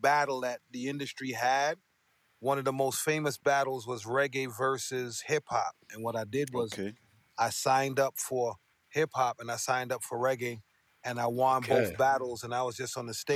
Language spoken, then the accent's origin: English; New York City, New York, United States; Growing up in East Flatbush, Brooklyn